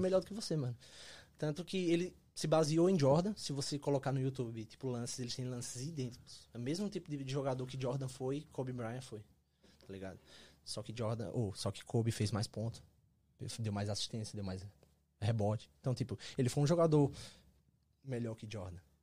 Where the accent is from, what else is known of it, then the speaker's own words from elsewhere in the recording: Caruaru, Pernambuco, Brazil; moved away as an adult; also born or lived in Canada; now in United States; E eu sou de Caruaru, Pernambuco, cidadezinha ali pertinho de, de Recife.